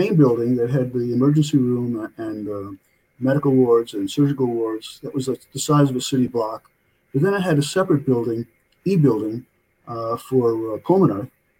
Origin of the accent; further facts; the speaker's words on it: New York City, New York, United States; also born or lived in New Jersey; now in Loudonville, United States; I'm calling in from Loudonville, New York. I'm from New York. I was born in New Jersey, but grew up in Brooklyn, New York. Always a Brooklyn boy.